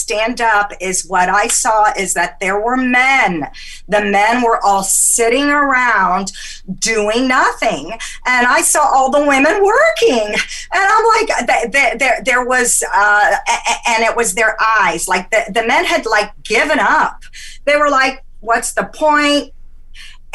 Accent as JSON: {"language": "English", "country": "Egypt", "moved": "yes", "said": "I'm from Egypt, and I have that Mediterranean hot blood"}